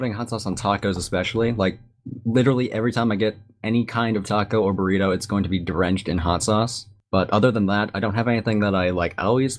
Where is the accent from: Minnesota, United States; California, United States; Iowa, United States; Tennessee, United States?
Minnesota, United States; apparently we're doing locations. I'm from Minnesota.